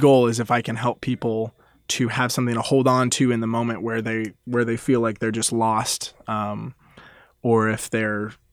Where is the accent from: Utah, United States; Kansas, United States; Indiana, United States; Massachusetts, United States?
Kansas, United States; Lenexa; I'm from Lenexa, Kansas